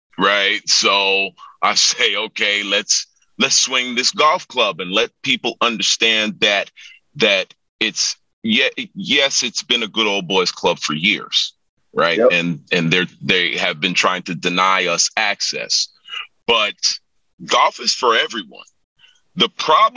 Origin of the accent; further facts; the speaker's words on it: New York, United States; moved away; also born or lived in Jamaica; I'm from New York originally. And I go back home